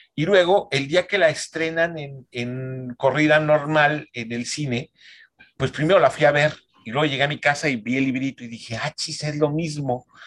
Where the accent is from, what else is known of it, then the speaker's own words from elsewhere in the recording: San Luis Potosí, Mexico; moved away as an adult; now in Monterrey, Mexico; yo nací en San Luis Potosí, este, me vengo a Monterrey a estudiar la carrera de cine